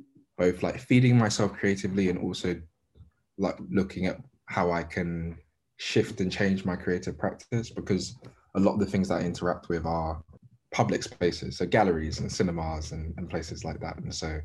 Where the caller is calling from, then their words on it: London, United Kingdom; Southeast London.